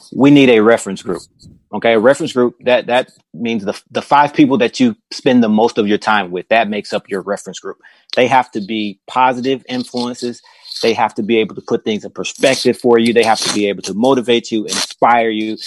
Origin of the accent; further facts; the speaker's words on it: Mississippi, United States; we're from Mississippi